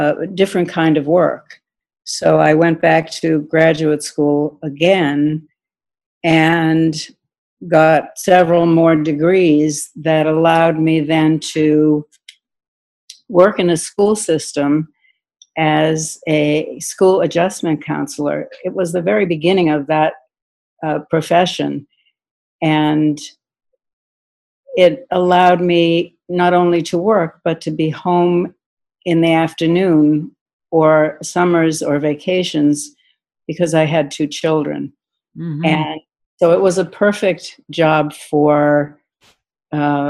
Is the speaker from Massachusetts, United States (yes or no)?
yes; Marblehead, Massachusetts, United States; moved away as an adult; I grew up in Marblehead, Massachusetts